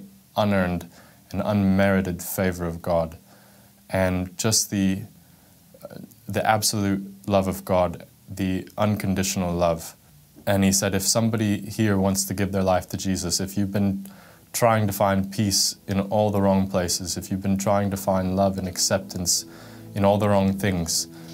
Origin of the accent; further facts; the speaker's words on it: Florida, United States; also born or lived in California; when I was 7 years old, my parents got divorced and we moved from California to Florida